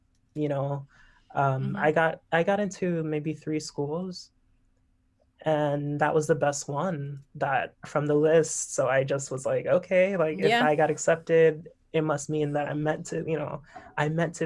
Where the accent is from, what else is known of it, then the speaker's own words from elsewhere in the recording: Miami, Florida, United States; moved away as an adult; also born or lived in Boston, Massachusetts / New York; I am from Miami, Florida, born and raised